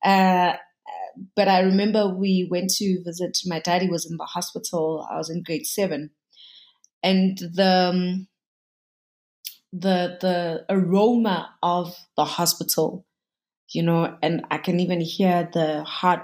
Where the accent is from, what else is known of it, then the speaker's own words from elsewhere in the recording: Katlehong, Gauteng, South Africa; born and bred in Katlehong on the East Rand